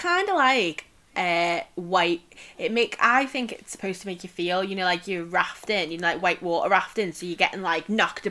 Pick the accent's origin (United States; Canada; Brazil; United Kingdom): United Kingdom; we as like a British population